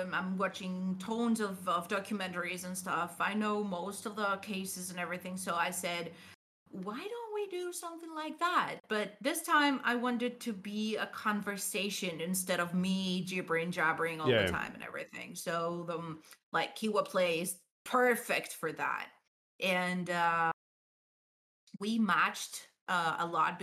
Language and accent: English; Greece; I'm from Greece